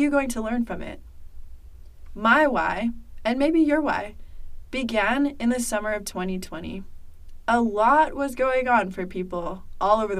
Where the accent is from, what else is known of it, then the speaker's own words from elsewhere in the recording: Seattle, Washington, United States; I was raised in Seattle